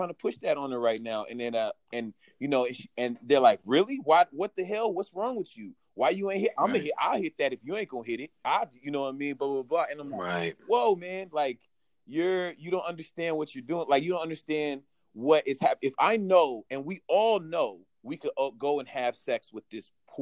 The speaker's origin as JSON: {"language": "English", "town": "San Francisco", "region": "California", "country": "United States", "tie": "born or raised there", "said": "I'm from San Francisco. You know, growing up in San Francisco, you know, everybody was accepted"}